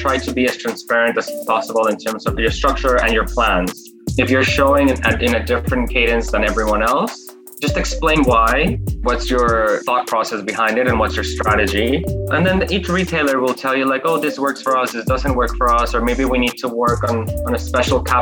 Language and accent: English; Guadalajara, Jalisco, Mexico; moved away as an adult; also born or lived in Mexico City / New York; I'm Mexican by birth, and I grew up in Mexico